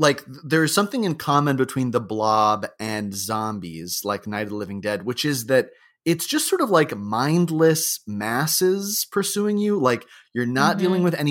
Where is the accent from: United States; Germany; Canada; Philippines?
United States; Florida; now in Los Angeles, United States; I grew up in Florida